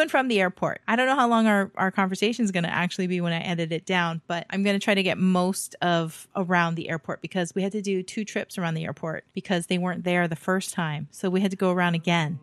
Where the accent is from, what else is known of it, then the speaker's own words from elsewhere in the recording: United States; being American, raised American